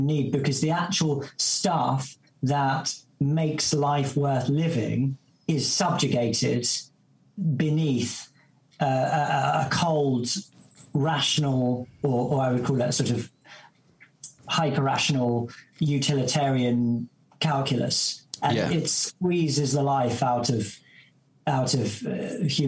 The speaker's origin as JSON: {"language": "English", "area": "Essex", "region": "East of England", "country": "United Kingdom", "said": "I'm from Essex, and, you know, I grew up going to watch Spurs"}